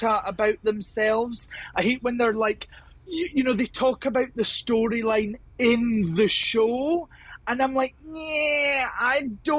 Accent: Scotland, United Kingdom; accent: Scottish; my accent is strong as a Scottish person

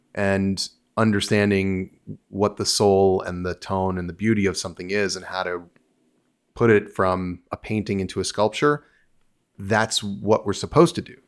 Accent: United States; moved away as an adult; also born or lived in New Jersey / Los Angeles; I was from New York. I had grown up in New York and New Jersey

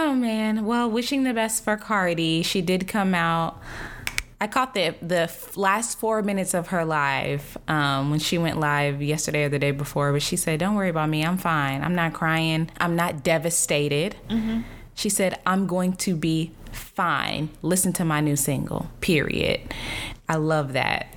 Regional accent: the South, United States; I grew up Christian, which is you're supposed to be very polite and I'm from the South

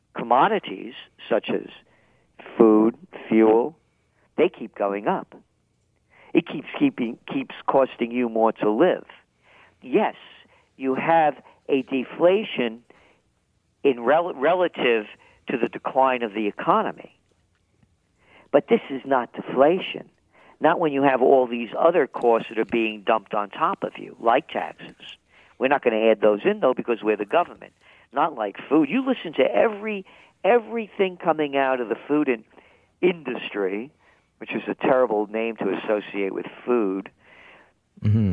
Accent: New York, United States; accent: New York; I'm a New Yorker, in case you couldn't tell by the accent

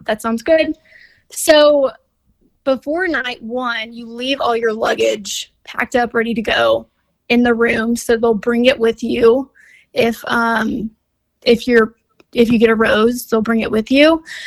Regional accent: Orange, Texas, United States; moved away as an adult; also born or lived in Houston, Texas; I'm from like a small town called Orange, but yeah, at the time of the show, I was living in Houston

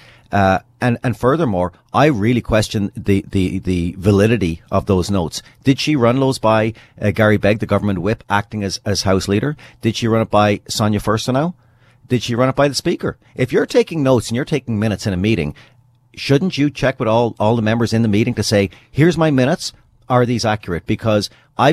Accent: British Columbia, Canada; me personally, as a British Columbian

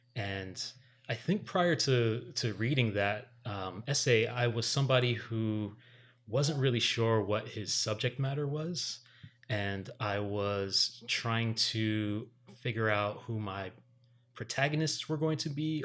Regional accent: Miami, Florida, United States; also born or lived in Miramar; the son of Jamaican parents growing up in Miami

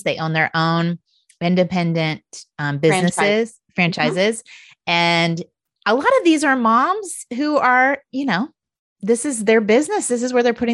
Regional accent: Indiana, United States; I grew up in Indiana

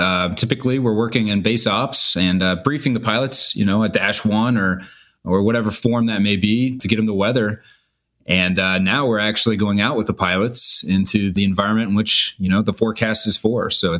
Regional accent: Kansas, United States; moved away as an adult; Yeah, so I'm from Kansas originally, went to the University of Kansas to get my degree in atmospheric sciences.

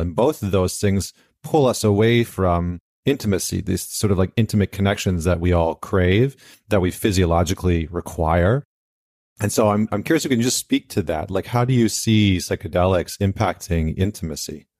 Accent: Canada; I'm Canadian

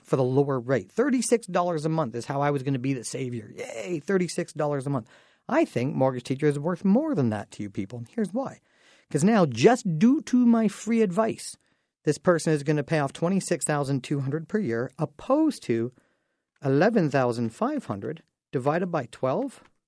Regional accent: Dorchester, Ontario, Canada; I grew up in Dorchester

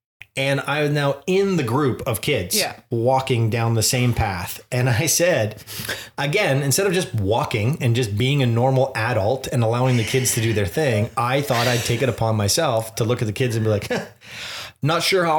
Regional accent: Liverpool, North West England, United Kingdom; accent: Liverpool; Anyways, my accent is from Liverpool.

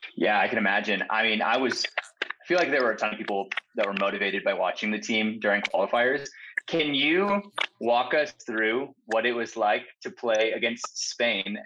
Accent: Texas, United States; I'm from Texas, so football is massive in Texas.

